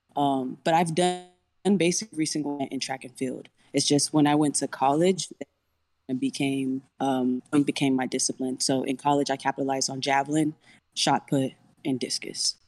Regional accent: Mission, Texas, United States; I'm from the Valley

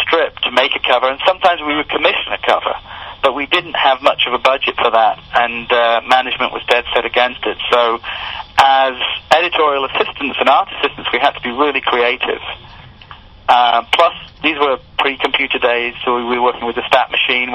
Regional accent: United Kingdom; moved away as an adult; now in United States; I'm British

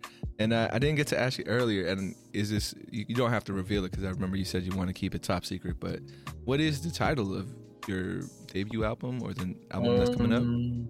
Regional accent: Philippines; I mean, you know, I'm Filipino, but everyone tells me I look like any other kind of Asian.

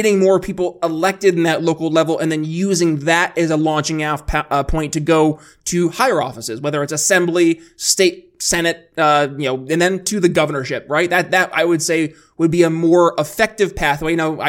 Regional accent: Philadelphia, Pennsylvania, United States; now in Indiana, United States; I'm coming again from Philadelphia, PA, and now I'm living in Indiana

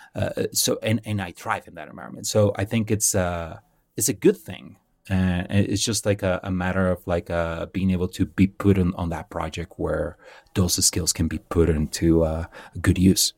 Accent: Mexicali, Baja California, Mexico; moved away; I grew up in a little town. Well, it's not a little town. I call it a little town because I, I'm like that. But, uh, it's, uh, from a place called Mexicali

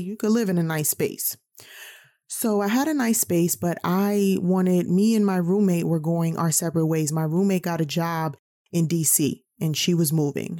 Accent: New York, United States; growing up in New York, being a New Yorker

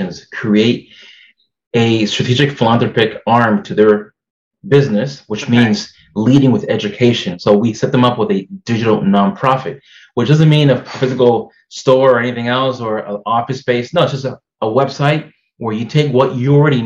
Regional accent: Massachusetts, United States; I'm here from Massachusetts, and I'm a second-generation person here from the U.S. My parents came from the Dominican Republic

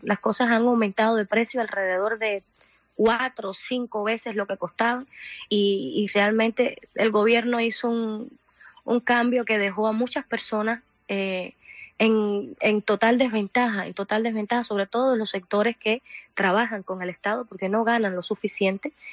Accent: rural Cuba, Sancti Spíritus, Cuba; Soy del campo de Cuba y, mis padres siempre han sido campesinos pobres. Yo crecí en casa de piso de tierra

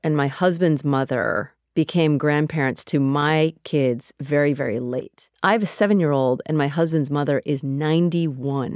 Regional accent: United States; I grew up in America

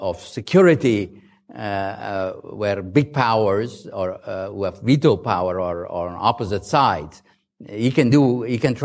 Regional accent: Mazar-i-Sharif, Balkh, Afghanistan; moved away as an adult; also born or lived in Kabul; now in United States; I was born in Mazar

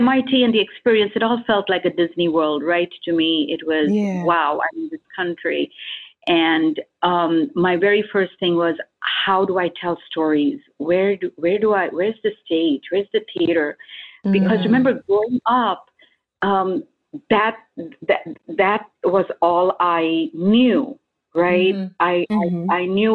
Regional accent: India; moved away; as an Indian

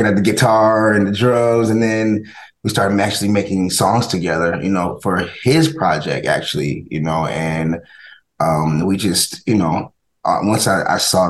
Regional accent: College Park, Georgia, United States; also born or lived in New Haven, Connecticut; I moved to Atlanta when I turned, I turned 10 years old and 11, moved to Atlanta. And that's where I was raised in College Park, Georgia.

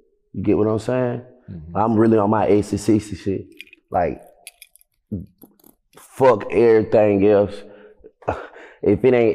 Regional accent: Atlanta, Georgia, United States; moved away as an adult; also born or lived in Los Angeles; I'm from the South Side

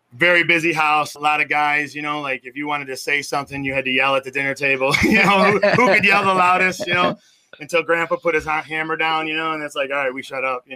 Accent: Melrose Park, Illinois, United States; Grew up in a small suburb just west of there, very small, called Melrose Park.

